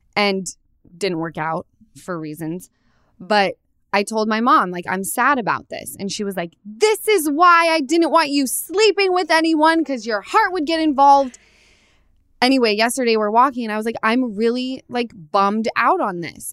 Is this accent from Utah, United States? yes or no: yes; Utah, United States; I come from Utah